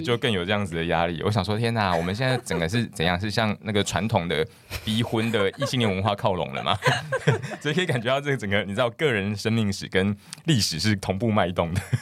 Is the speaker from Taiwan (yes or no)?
yes; Kinmen, Fujian Province, Taiwan; moved away; 我会到我的家乡金门，因为我是公费生、公费医师，所以会到家乡服务